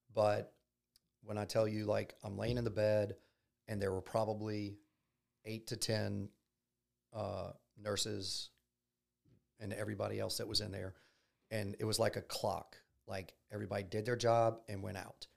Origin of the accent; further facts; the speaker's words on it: Baton Rouge, Louisiana, United States; I'm from Baton Rouge. Um, I grew up here